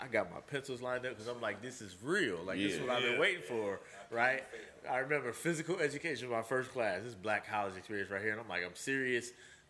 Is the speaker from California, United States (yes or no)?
yes; Oakland, California, United States; I'm from East Oakland.